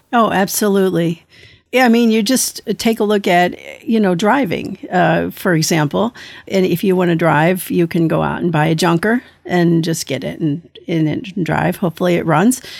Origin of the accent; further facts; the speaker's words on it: United States; I am an American thalidomide survivor